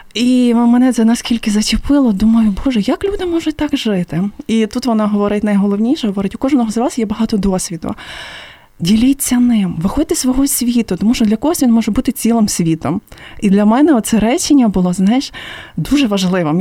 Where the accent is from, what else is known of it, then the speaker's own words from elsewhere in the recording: Lviv, Lviv Oblast, Ukraine; Я сама зі Львова